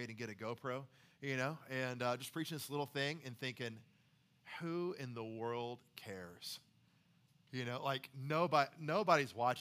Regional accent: the Carolinas, United States; moved away as an adult; now in Nashville, United States; I'm from the Carolinas altogether.

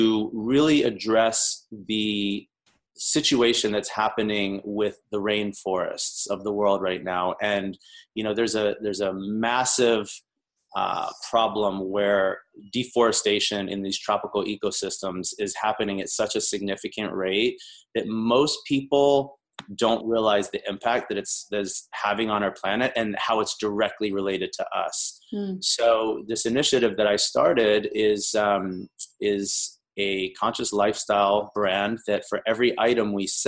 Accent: the South, United States; moved away as an adult; now in Los Angeles, United States; I'm originally from the South. I've been out in LA now for about 15 years

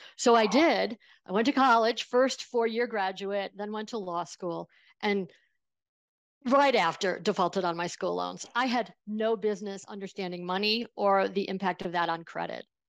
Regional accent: small town outside of Buffalo, New York, United States; I grew up in Buffalo, uh, in a small town outside of Buffalo, New York

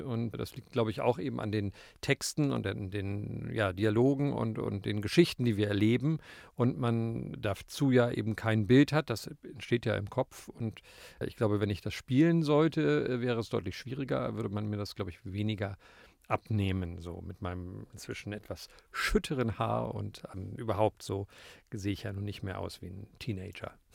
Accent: Berlin, Germany; in Berlin, wo ich aufgewachsen bin

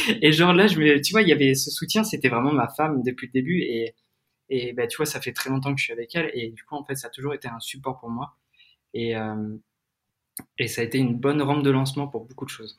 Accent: Crozon, Brittany, France; moved away; also born or lived in Lyon; je suis de Bretagne et comme tu l'as peut-être dit, je suis de la région de Crozon

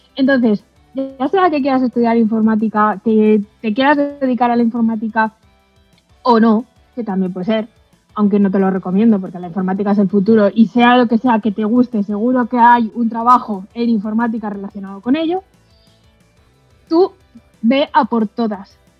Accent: a village in Segovia, Castile and León, Spain; moved away; yo vengo de un pueblo de Segovia que no tenía nadie informático en mi alrededor

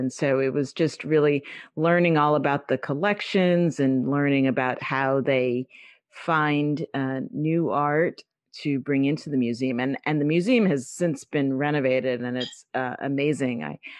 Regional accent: New York City, New York, United States; I grew up in the Bronx, New York.

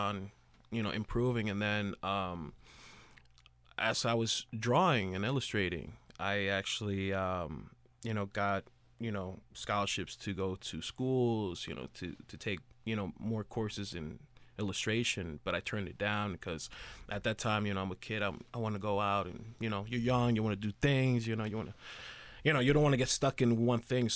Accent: Jersey City, New Jersey, United States; I grew up in Jersey City and went to high school, Dickinson High School in Jersey City

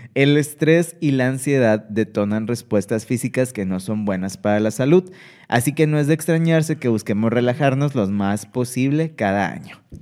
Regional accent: Monterrey, Nuevo León, Mexico; nosotros somos de acá de Monterrey

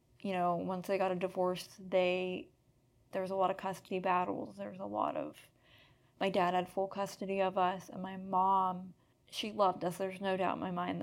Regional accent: Erie, Pennsylvania, United States; I'm from Erie, Pennsylvania

